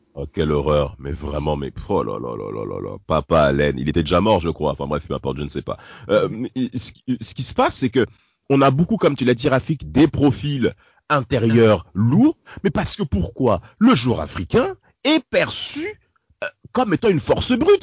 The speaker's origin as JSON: {"language": "French", "town": "Nanterre", "region": "Île-de-France", "country": "France", "tie": "born or raised there", "said": "On a grandi à Nanterre"}